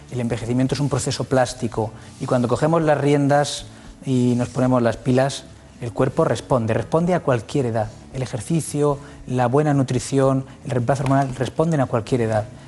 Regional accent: Castilla-La Mancha, Spain; also born or lived in Requena, Valencia; Provincia de Valencia, luego he crecido en Castilla-La Mancha, pero vamos, nací en Requena.

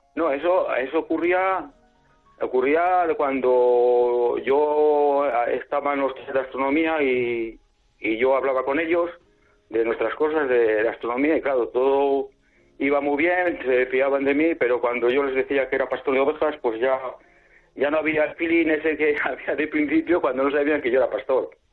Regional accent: San Agustín del Pozo, Castile and León, Spain; ahora estoy en casa en, mi pueblo, en San Agustín del Pozo, es un pueblo pequeño

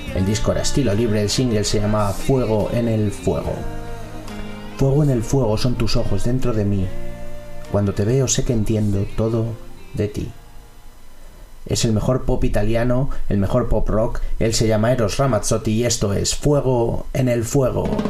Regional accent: Madrid, Community of Madrid, Spain; mi adolescencia en Madrid

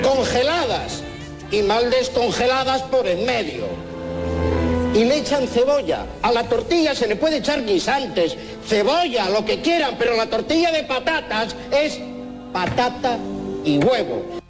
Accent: Valencia, Valencian Community, Spain; soy de Valencia

